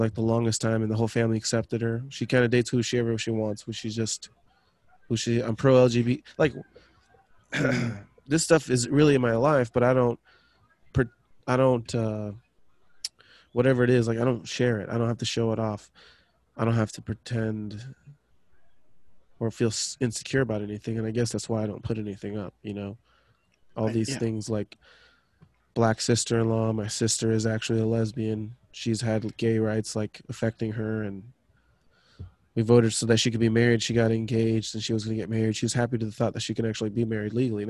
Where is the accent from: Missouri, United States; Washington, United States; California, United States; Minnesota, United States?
Washington, United States; Tacoma; I grew up in Tacoma with other black people and Samoans and islanders of all kinds